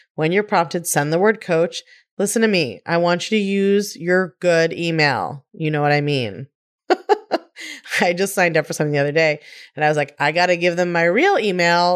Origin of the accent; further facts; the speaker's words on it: Baltimore, Maryland, United States; I grew up in Baltimore